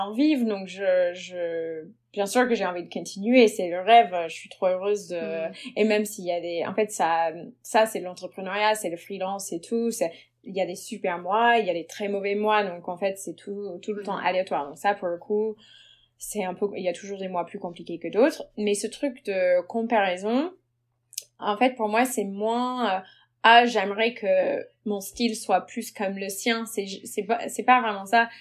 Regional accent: United States; French is a second language; moved away as an adult; now in Paris, France; je suis américaine d'origine. Euh, je suis arrivée à Paris il y a 9 ans à peu près et j'ai été naturalisée française depuis

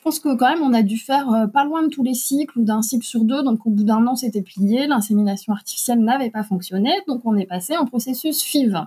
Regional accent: Alsace, Grand Est, France; nous habitons en Alsace, dont nous sommes originaires

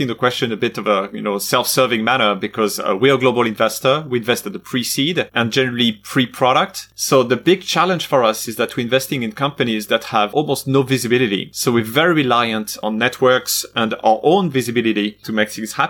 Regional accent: France; I'm from France

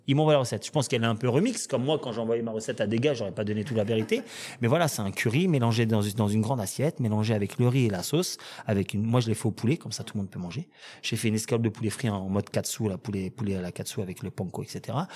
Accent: Villiers-le-Bel, Île-de-France, France; j'ai grandi à Villelbel

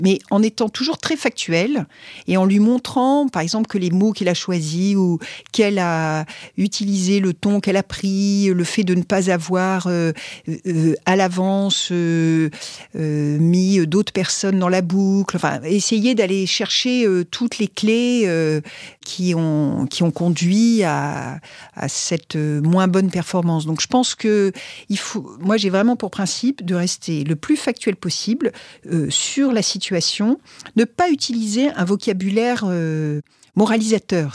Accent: France; en tant que Français

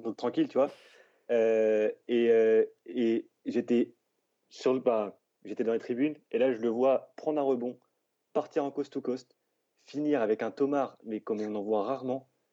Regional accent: Orléans, Centre-Val de Loire, France; je suis, je suis d'Orléans

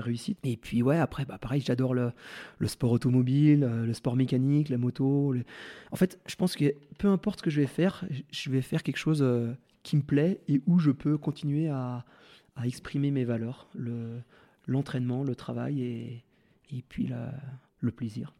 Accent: Val Thorens, Auvergne-Rhône-Alpes, France; Valto grâce à là où j'ai grandi

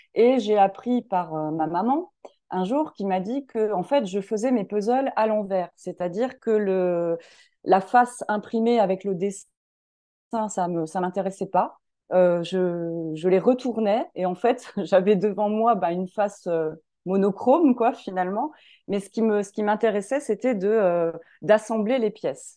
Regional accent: Lorraine, Grand Est, France; je suis originaire de, de Lorraine

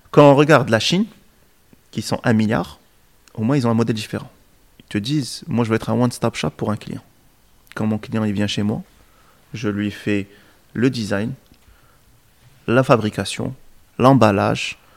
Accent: Morocco; Euh, et donc aujourd'hui, en tant que Marocain, on a de la particularité qu'on fait plusieurs choses.

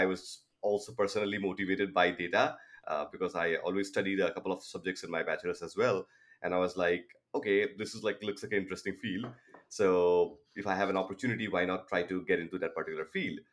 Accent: Toronto, Ontario, Canada; I'm from Toronto, Canada

